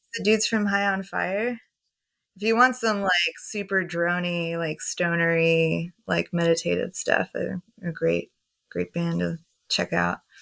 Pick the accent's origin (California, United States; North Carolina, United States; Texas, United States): Texas, United States; Houston; I grew up in Houston, so I grew up with all that swish at house stuff